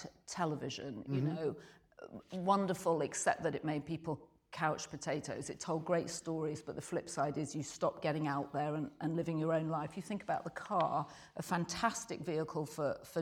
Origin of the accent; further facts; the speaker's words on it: Yorkshire and the Humber, United Kingdom; I grew up in Yorkshire in Britain